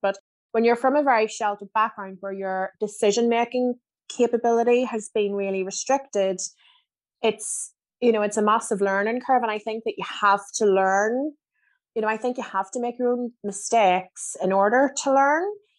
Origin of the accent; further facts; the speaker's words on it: Germany; born there; so my dad was in the army, so I was born in Germany.